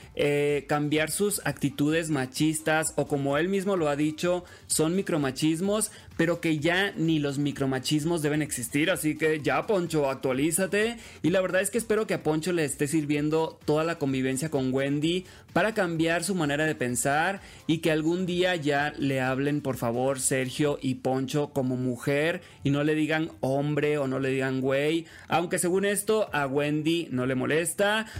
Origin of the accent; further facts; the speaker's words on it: Los Mochis, Sinaloa, Mexico; moved away; also born or lived in Mexico City; soy originario de Los Mochis, Sinaloa